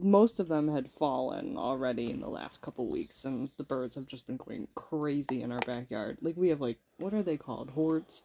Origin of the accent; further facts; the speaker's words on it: New York, United States; moved away; we come from New York